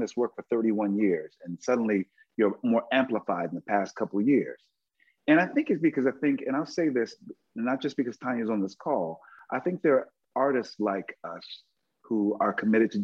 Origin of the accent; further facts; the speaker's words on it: Philadelphia, Pennsylvania, United States; I'm from Philly.